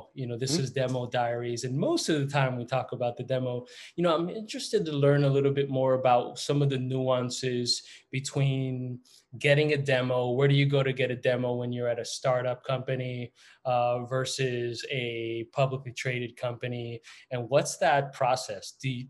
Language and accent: English; Florida, United States; moved away; also born or lived in New York / Atlanta; I am from Florida. I went to Florida State.